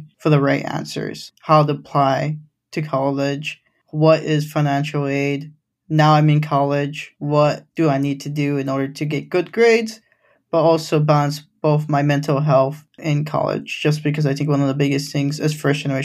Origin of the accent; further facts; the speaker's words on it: Grand Rapids, Michigan, United States; first language Spanish; English is a second language; also born or lived in Los Angeles; I grew up in Grand Rapids, Michigan